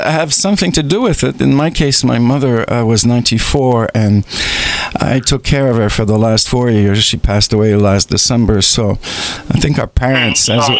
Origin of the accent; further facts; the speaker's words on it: Dorval, Quebec, Canada; born there; Like, I was born in Dorval, which is a city close to the airport in Montreal.